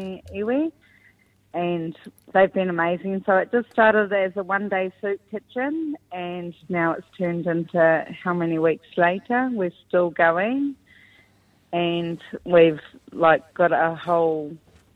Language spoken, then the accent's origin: English; New Zealand; we hail from the East Valley